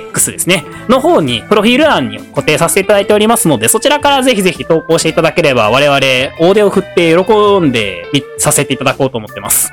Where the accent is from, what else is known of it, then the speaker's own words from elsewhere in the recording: Awaji Island, Hyogo, Japan; moved away as an adult; also born or lived in Kyoto; 僕、淡路島出身なんですけど